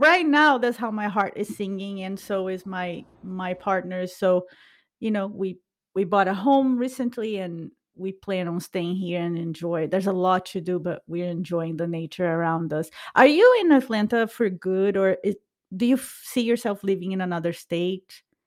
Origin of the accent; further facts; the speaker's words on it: Brazil; English is a second language; moved away; we are both from Brazil